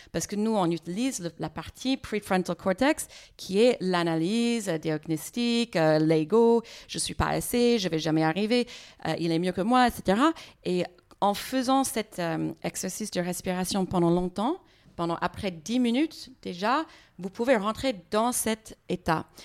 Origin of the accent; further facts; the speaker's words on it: United States; French is a second language; moi, je n'arrive pas à bien comprendre les gens parce que je suis américaine. Les fois, j'ai besoin de voir les lèvres hein, quand quelqu'un parle.